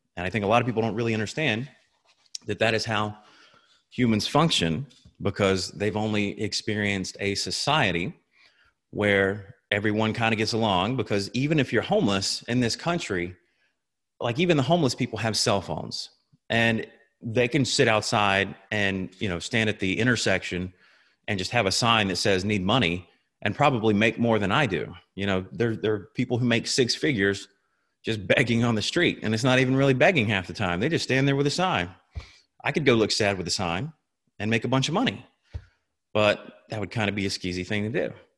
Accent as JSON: {"language": "English", "town": "Tifton", "region": "Georgia", "country": "United States", "tie": "born or raised there", "moved": "yes", "said": "I'm originally from Tifton, which is in South Georgia"}